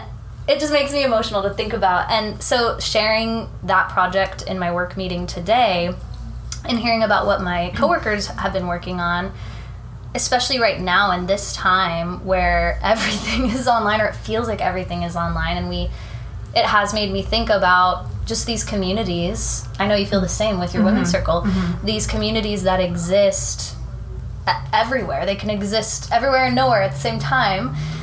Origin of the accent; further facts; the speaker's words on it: California, United States; moved away as an adult; now in New York City, United States; I'm from California